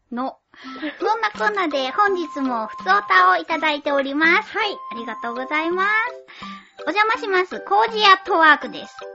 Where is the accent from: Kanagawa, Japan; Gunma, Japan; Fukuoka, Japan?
Fukuoka, Japan; accent: Fukuoka dialect mixed with Oita dialect; now in Tokyo, Japan; 天然の福岡弁じゃなかった。